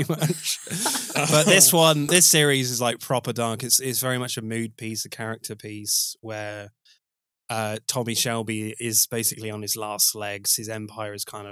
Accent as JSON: {"language": "English", "area": "West Country", "region": "South West England", "country": "United Kingdom", "said": "I am from the West Country."}